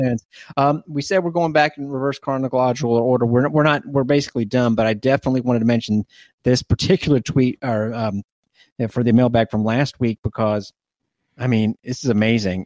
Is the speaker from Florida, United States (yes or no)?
yes; Plant City, Florida, United States; my best friend growing up in Plant City